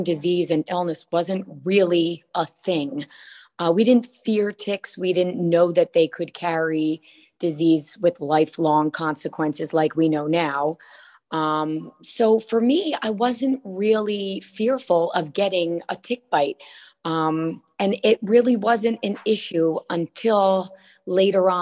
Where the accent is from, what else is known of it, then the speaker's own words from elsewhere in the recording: Asbury Park, New Jersey, United States; Grew up pretty close to the beach near the Asbury Park area. We've moved a little inland now, moving toward West New Jersey, but born and raised in Jersey all my life.